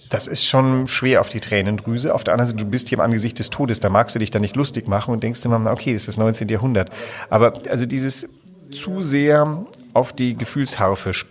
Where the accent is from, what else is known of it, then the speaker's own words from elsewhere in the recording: Southern Germany, Germany; born there; Ich bin zwar in Süddeutschland geboren, aber mich kannst du ja überall hinsetzen und ich versuche mich zu assimilieren.